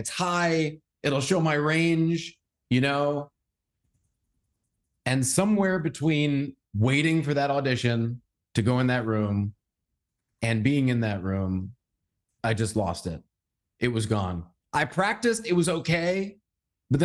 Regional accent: Massachusetts, United States; I grew up in Massachusetts.

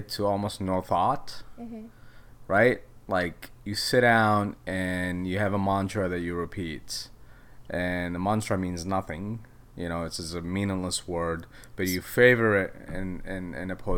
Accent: Yemen; now in Minneapolis, United States; I grew up in Yemen

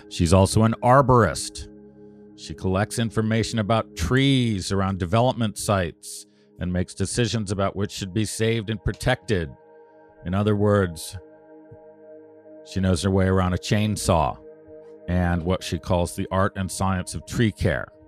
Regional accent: Canada; now in United States; as a Canadian in the U.S., uh, all of us who have crossed the border several times, ask this almost instinctively.

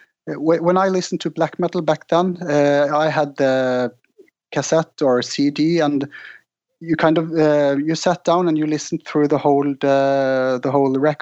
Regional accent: Norway; growing up in Norway

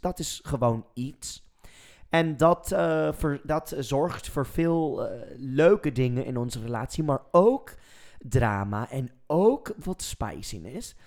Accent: Texas, United States; Dutch is a second language; moved away as an adult; also born or lived in New York City; now in Netherlands; Ik ben een Amerikaans, geboren en getogen in een small town in Texas

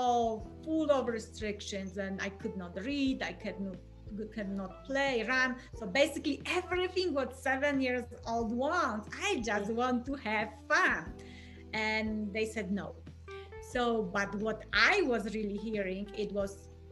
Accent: Poland; English is a second language; moved away as an adult; I'm originally from Poland, born and raised.

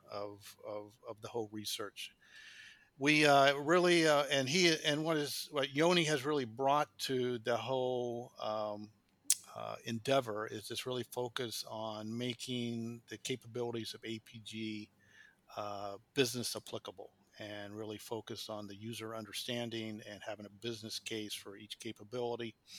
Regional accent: Kansas, United States; moved away as an adult; now in Qatar; I'm from the United States, uh, born in Kansas, which is in the, right in the middle of the United States

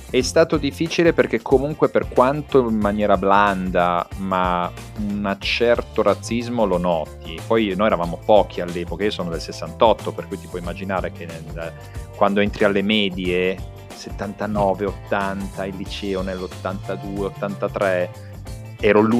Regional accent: Croatia; per quanto io ti possa dire che io mi sento, sono croato, mi sento croato

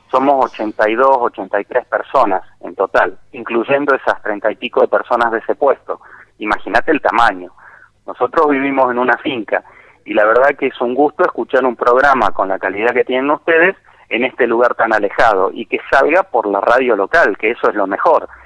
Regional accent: Rosario, Santa Fe, Argentina; now in Tinogasta, Argentina; Yo soy rosarino por naturaleza, nací en el Sanatorio Británico, en noveno piso, vista al río

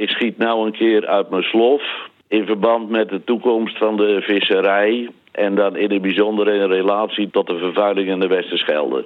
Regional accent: South Holland islands, Netherlands; moved away as an adult; ik kom van de Zuid-Hollandse eilanden.

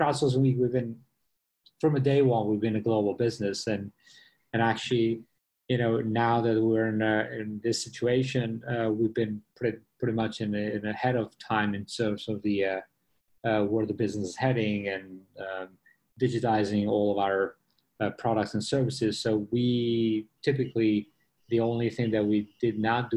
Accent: New York, United States; moved away as an adult; now in Singapore; I was in New York. I'm from New York

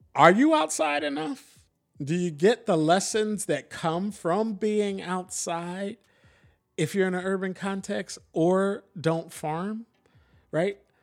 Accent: Philadelphia, Pennsylvania, United States; also born or lived in Atlanta; now in Portland, United States; I'm from Philly. I grew up in the city.

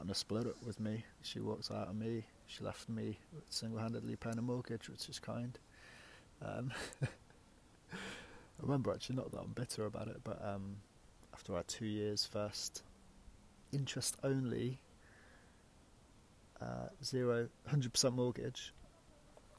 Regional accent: Leicester, East Midlands, United Kingdom; moved away as an adult; also born or lived in Yorkshire; I'm from the Midlands originally, Leicester. You can probably tell by my accent

